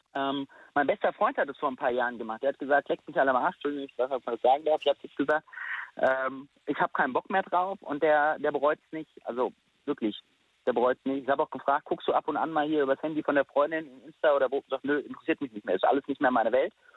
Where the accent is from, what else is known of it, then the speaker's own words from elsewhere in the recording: Friedberg, Hesse, Germany; also born or lived in Stuttgart; ich bin in Friedberg geboren relativ nah bei Frankfurt, bin dort auch aufgewachsen.